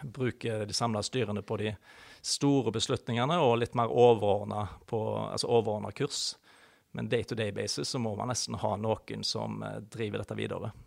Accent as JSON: {"language": "Norwegian", "town": "Haugesund", "region": "Rogaland", "country": "Norway", "tie": "born or raised there", "moved": "as an adult", "said": "Født og oppvokst i Haugesund"}